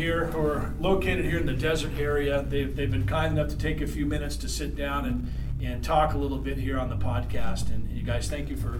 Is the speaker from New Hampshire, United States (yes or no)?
no; Southern California, United States; also born or lived in Long Beach, California; I grew up in Southern California